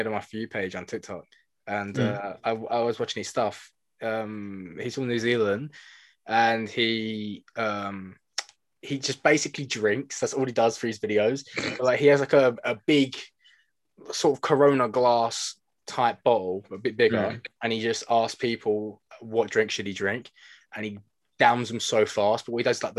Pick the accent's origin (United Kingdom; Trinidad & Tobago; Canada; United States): United Kingdom; England; I'm too English for